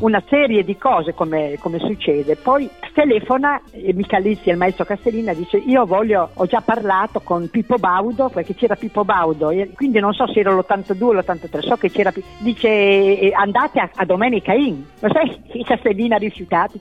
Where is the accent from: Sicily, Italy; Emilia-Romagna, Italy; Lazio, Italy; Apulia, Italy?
Emilia-Romagna, Italy; accent: Emilian; avevo la dizione un po' orrenda, da emiliana